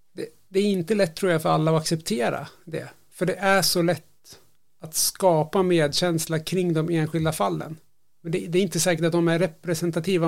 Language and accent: Swedish; Sweden; jag som svensk